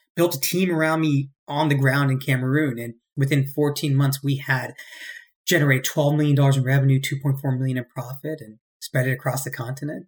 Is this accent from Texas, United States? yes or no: no; Cary, North Carolina, United States; moved away as an adult; also born or lived in Virginia / Bangalore, India / New York; I'm born and raised in Cary, North Carolina